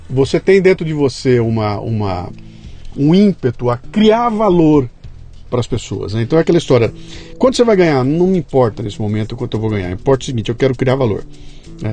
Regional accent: Bauru, São Paulo, Brazil; eu cresci em Bauru, interior de São Paulo

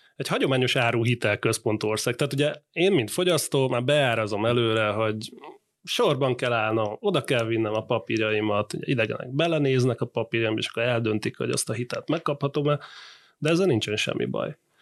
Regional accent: Hungary; mi, mint magyarok

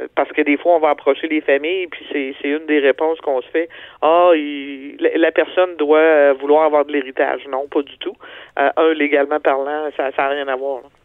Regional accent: Quebec, Canada

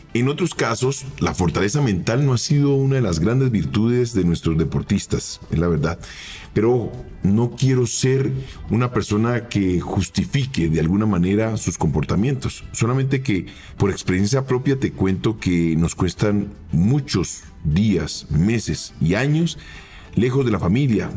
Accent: Colombia; also born or lived in Argentina

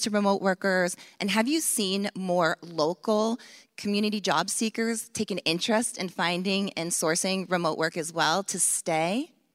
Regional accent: Maine, United States; my home state of Maine

